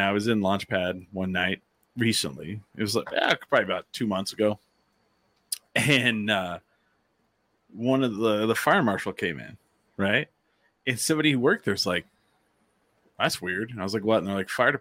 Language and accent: English; Clovis, New Mexico, United States; I'm from Clovis